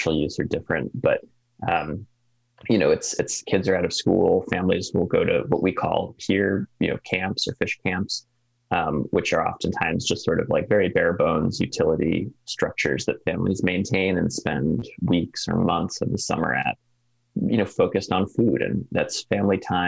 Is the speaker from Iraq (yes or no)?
no; East Coast, near the Connecticut River, New England, United States; now in Alaska, United States; Even the Connecticut River, not far from where I grew up